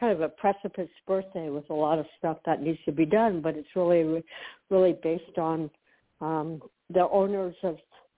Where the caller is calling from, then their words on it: Florida, United States; … in Florida.